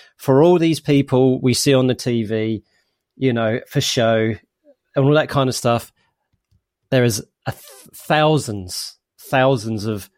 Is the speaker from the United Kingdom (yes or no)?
yes; East of England, United Kingdom; also born or lived in United States; So you know, I have some influences of being in America for a bit, so, and you know, I'm originally come from Essex, I've got Cockney parents, all that kind of stuff, and it's all formed my identity today.